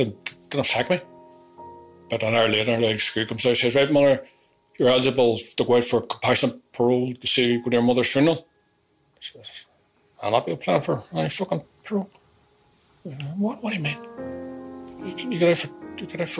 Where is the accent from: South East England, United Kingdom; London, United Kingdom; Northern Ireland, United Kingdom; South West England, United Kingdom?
Northern Ireland, United Kingdom; this is my country. I'm Irish.